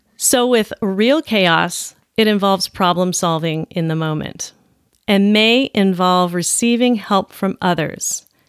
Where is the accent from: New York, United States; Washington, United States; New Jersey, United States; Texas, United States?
Washington, United States; Olympia; my hometown, Olympia